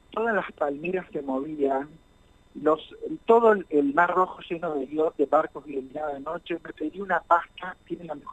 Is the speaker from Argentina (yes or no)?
yes; Concordia, Entre Ríos, Argentina; moved away; si salí de Concordia